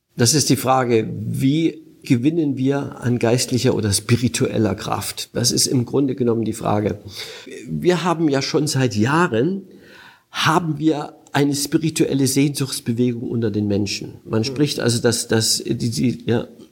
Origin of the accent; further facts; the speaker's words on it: Germany; bei uns in Deutschland